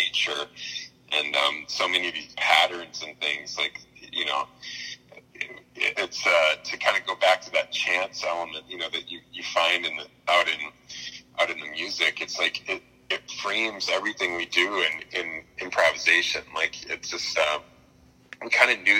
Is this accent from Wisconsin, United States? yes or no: yes; Appleton, Wisconsin, United States; I grew up in Wisconsin in a town called Appleton